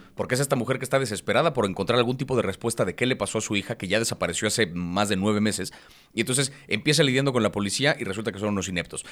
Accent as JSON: {"language": "Spanish", "country": "Mexico"}